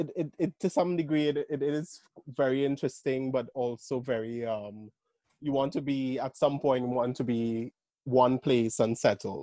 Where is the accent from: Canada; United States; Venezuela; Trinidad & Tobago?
Trinidad & Tobago; now in London, United Kingdom; Yes, so I am originally from Trinidad and Tobago. I am a Caribbeanist and a West Indian.